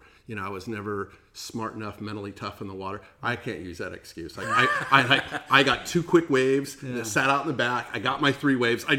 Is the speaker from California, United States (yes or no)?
yes; Fountain Valley, California, United States; I grew up actually in Fountain Valley.